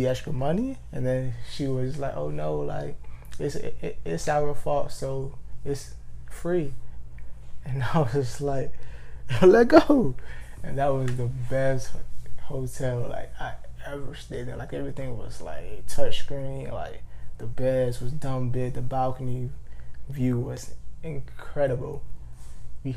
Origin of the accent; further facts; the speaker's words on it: Georgia, United States; I'm born and raised in Georgia